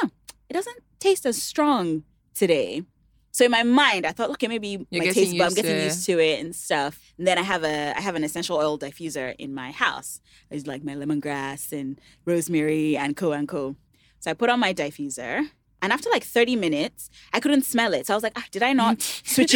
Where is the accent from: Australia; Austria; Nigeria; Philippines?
Nigeria; Ede, Osun; also born or lived in United States; known for playing the talking drum in my hometown